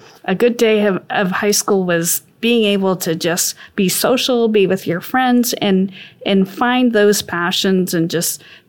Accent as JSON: {"language": "English", "region": "northern Maine", "country": "United States", "said": "I went to a school in northern Maine"}